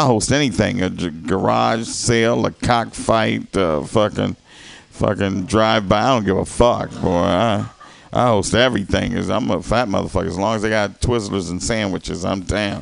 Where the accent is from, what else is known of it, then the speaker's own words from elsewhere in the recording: the South, United States; moved away; I'm from the South.